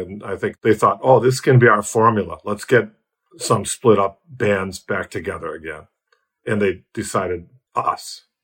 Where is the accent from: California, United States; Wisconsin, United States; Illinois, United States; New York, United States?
Wisconsin, United States; Milwaukee; moved away as an adult; now in Tasmania, Australia; I'm Milwaukee born and bred